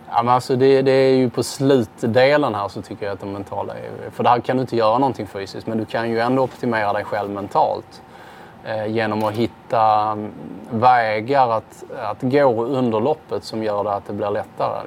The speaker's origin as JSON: {"language": "Swedish", "country": "Sweden", "said": "som svensk"}